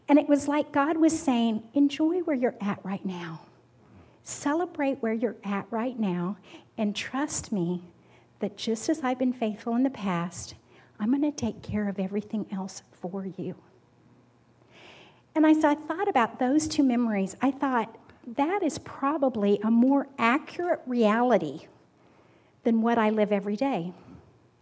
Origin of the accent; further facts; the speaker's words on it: Kansas, United States; I'm from Kansas